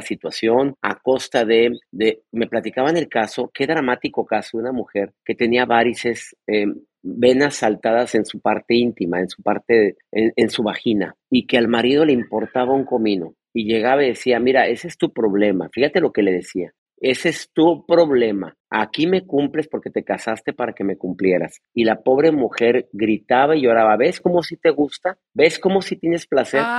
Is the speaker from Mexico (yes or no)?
yes; Mexico; now in California, United States; en mi país, en mi México amado, en el país nuestro, Bronca, donde nacimos